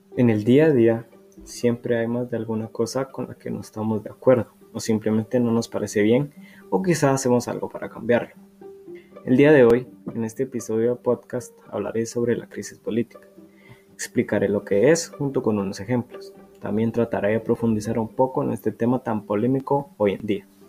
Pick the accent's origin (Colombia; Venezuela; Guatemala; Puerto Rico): Guatemala; Como guatemaltecos hemos protestado